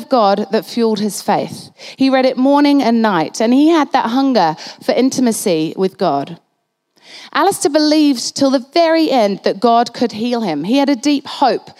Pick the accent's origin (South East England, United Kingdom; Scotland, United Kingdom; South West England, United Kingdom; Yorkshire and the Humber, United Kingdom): Yorkshire and the Humber, United Kingdom; Halifax; I was born in Halifax in the north of England